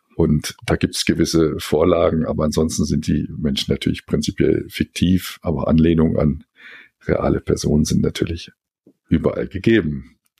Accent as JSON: {"language": "German", "town": "Helmstedt", "region": "Lower Saxony", "country": "Germany", "tie": "born or raised there", "also_born_or_lived": "Göttingen / Frankfurt", "moved": "as an adult", "said": "Ich bin in Helmstedt geboren, äh, Zonenrandbezirk, dann äh, nach der Schule in neun Jahre in Göttingen studiert"}